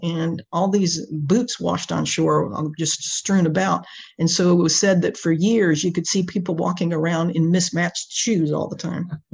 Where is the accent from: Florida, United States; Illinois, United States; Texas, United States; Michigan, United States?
Florida, United States; Space Coast; also born or lived in Washington, D.C. / North Carolina; I grew up here on the Space Coast uh, with the space program.